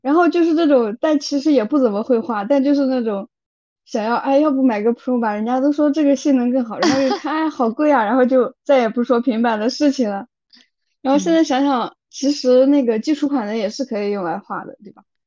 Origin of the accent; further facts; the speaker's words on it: China; moved away as an adult; also born or lived in Europe; 我们中国人的这种血脉开始觉醒